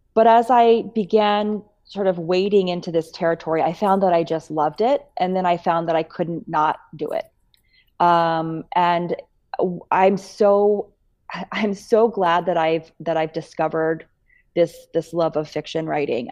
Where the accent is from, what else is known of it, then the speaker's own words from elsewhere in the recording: Bellevue, Nebraska, United States; moved away as an adult; also born or lived in Missouri; I grew up in Bellevue, Nebraska